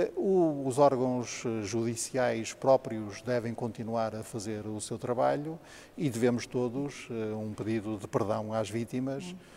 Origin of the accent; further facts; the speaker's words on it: Porto, Norte, Portugal; mas depois cresci na minha meninice em Paranhos